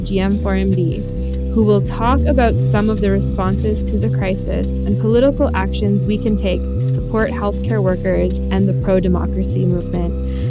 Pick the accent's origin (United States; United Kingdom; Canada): Canada; also born or lived in Mawlamyine, Myanmar; I am a Canadian international development worker and lived in Malamyane, the largest city in Myanmar's southeastern region, for 2.5 years. Now based in Canada